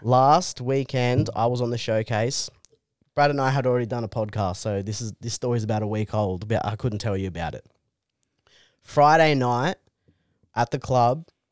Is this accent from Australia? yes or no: yes; Canberra, Australian Capital Territory, Australia; I'm from Canberra